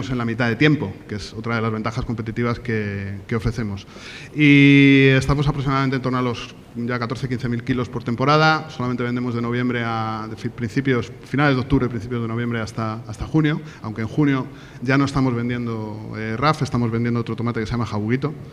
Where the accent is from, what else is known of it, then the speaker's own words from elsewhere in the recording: Almería, Andalusia, Spain; vengo de Almería, aunque no lo parece por mi acento, pero yo allí viviendo 13, 13 años.